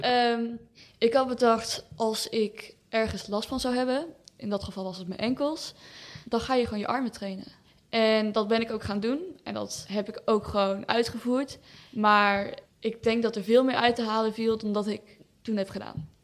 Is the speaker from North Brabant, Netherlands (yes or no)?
yes; Breda, North Brabant, Netherlands; Ik ben 16 jaar. Ik kom uit Breda.